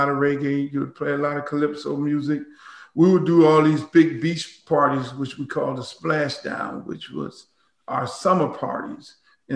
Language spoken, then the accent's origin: English; Miami, Florida, United States; growing up in Miami, you know, when you're half Jamaican and you're half Bahamian